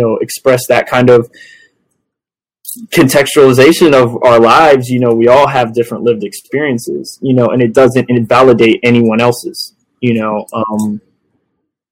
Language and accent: English; Southwest Florida, United States; growing up in Southwest Florida